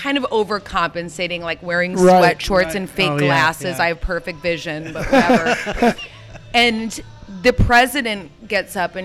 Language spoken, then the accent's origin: English; Chicago, Illinois, United States; moved away; I'm from Chicago